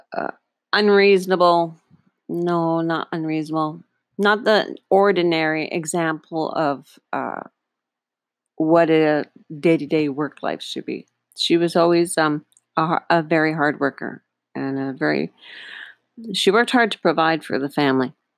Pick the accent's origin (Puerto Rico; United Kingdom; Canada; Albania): Canada; Northern Ontario; now in Panama; I was raised in Northern Ontario, Canada